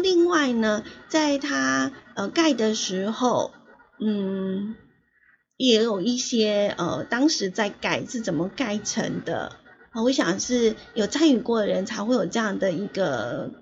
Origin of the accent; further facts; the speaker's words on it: Yilan County, Taiwan; 有一个县市就是我的故乡宜兰